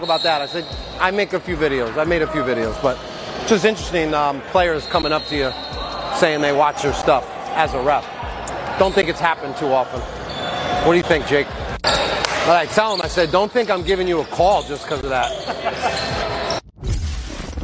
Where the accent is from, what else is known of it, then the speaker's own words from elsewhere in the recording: Westchester, New York, United States; my boy from my hometown, Mike